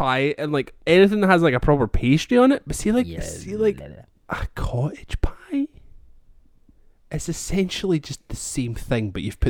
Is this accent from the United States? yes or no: no; Scotland, United Kingdom; as a Scottish person